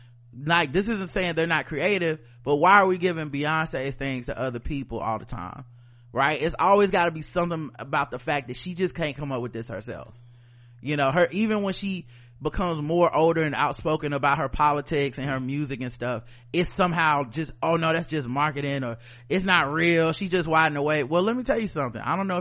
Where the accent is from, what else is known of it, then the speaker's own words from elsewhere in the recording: Houston, Texas, United States; I am from America. I am from Houston, Texas. I am from the South.